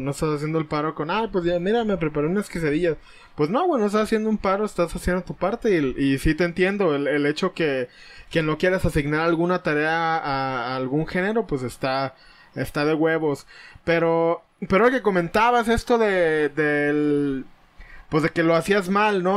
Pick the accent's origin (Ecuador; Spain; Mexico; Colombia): Mexico; aquí en México, que es donde nos tocó nacer y vivir